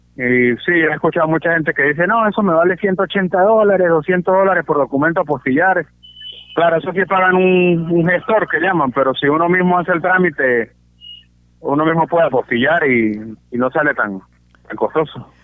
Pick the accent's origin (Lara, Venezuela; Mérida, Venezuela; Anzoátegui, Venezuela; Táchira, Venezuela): Mérida, Venezuela; accent: San Cristóbal; moved away as an adult; now in San Gil, Colombia; Yo soy nacido en Mérida, sí. Nací en Mérida, en, el Hospital Universitario de los Andes.